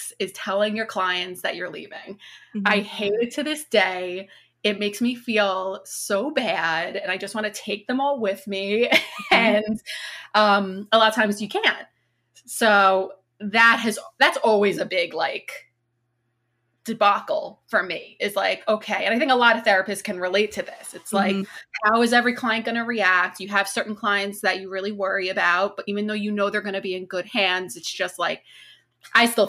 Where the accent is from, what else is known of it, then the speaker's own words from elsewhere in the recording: Long Island, New York, United States; I'm from Long Island.